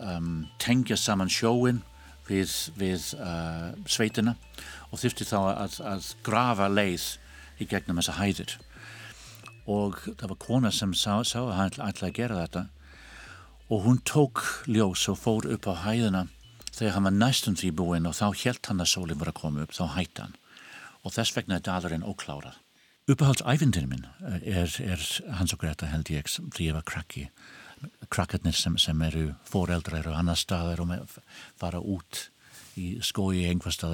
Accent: Brighton, South East England, United Kingdom; Icelandic is a second language; now in Iceland; og kenni þjóðfræði í Háskóli Íslands. Ég kem frá Brighton að uh, eh, Suður Englandi og þar er uh, dalur sem heitir The Devil's Dyke

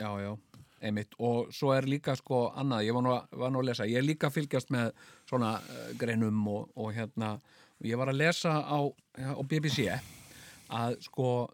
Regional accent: Iceland

